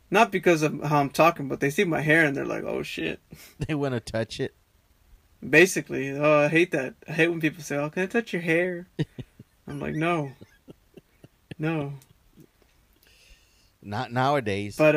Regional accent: Texas, United States; now in Australia; I definitely don't talk like I'm from Texas with the, you know, the cowboy accent.

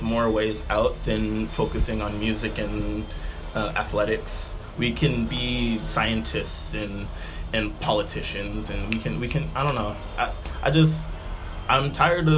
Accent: Alameda, California, United States; also born or lived in Oakland, California; most of my formative years were in Alameda from, like kindergarten. Well, I went to school through Alameda from, like, consistently third grade through high school

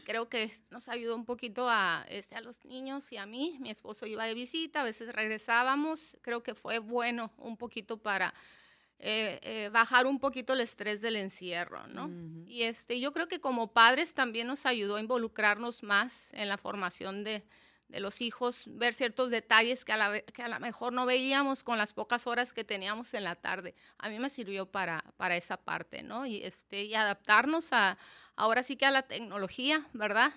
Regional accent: Mexicali, Baja California, Mexico; moved away as an adult; Soy de aquí de Mexicali, Cachanilla de nacimiento

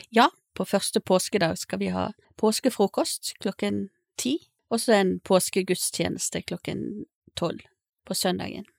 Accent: Bergen, Vestland, Norway; now in Stord, Norway; Jeg er en dame fra Bergen, opprinnelig. Eh, har vært forskjellige plasser i, i landet

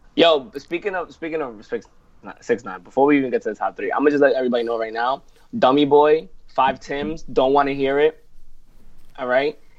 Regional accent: New York City, New York, United States; I'm from New York City

